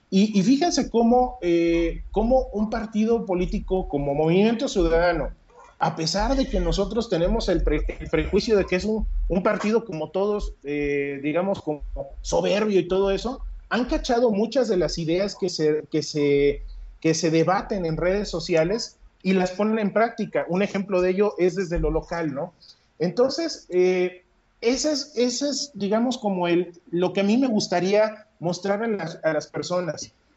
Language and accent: Spanish; Mexico